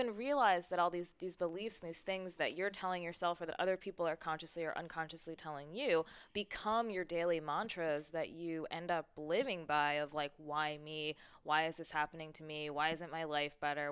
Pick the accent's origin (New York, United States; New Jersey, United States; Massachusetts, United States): New York, United States; New York City; now in San Diego, United States; I'm from New York City